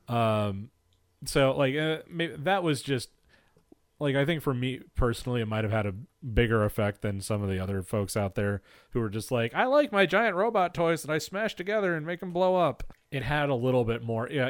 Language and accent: English; United States; as an American citizen mm-hmm. and growing up in the shadow of 9 11